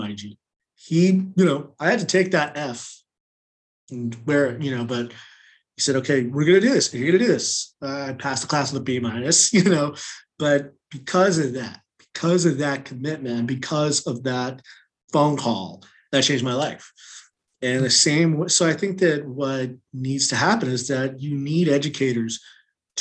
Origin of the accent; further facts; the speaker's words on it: California, United States; moved away as an adult; also born or lived in North Carolina; now in Washington, D.C., United States; I grew up in California, but then I went to North Carolina